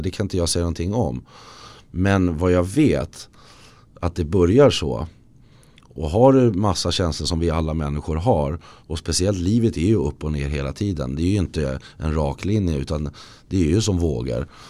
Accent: Lidingö, Stockholm County, Sweden; moved away; jag har flyttat till där jag föddes på Lidingö. Jag är tillbaka där

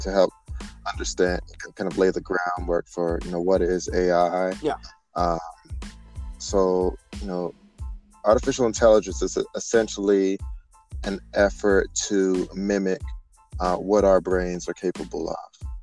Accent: Greensboro, North Carolina, United States; moved away as an adult; also born or lived in Georgia; I am originally from Greensboro, North Carolina

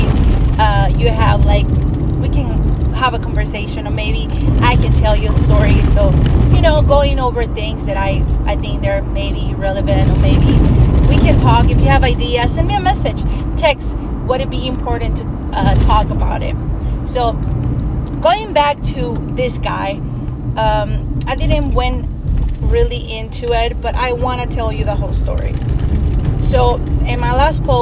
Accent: Mexico; first language Spanish; English is a second language; moved away; My first language is Spanish. I grew up in Mexico

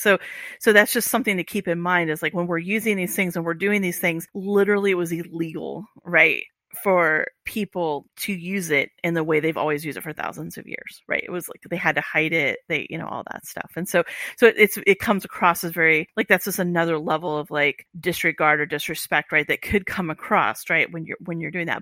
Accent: Iowa, United States; moved away; I'm grew up in Amer-, as an American in, in a, you know, in Iowa

